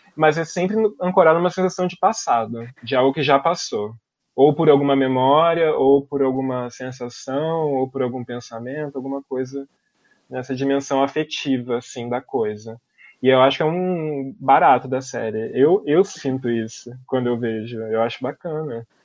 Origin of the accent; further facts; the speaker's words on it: Brazil; como brasileiro, como uma pessoa localizada no Brasil